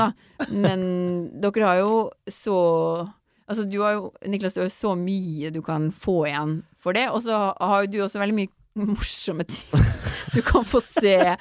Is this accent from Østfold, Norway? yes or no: no; Finnmark, Norway; accent: Finnmark dialect; jeg har så veldig sånn mørk finnmarksdialekt